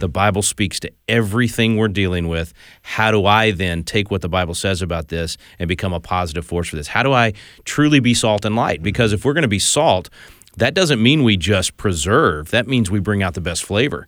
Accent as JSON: {"language": "English", "region": "Texas", "country": "United States", "said": "I'm from Texas"}